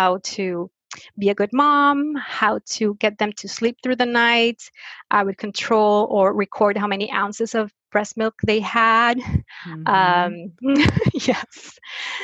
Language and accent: English; Mexico; I was born and raised in Mexico